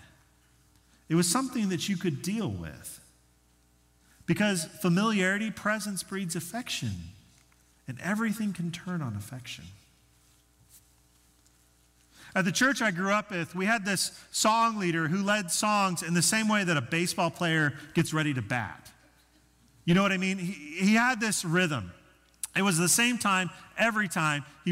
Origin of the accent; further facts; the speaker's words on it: Denver, Colorado, United States; moved away as an adult; also born or lived in Arkansas; Arkansas was a very different culture than the one that I grew up in Denver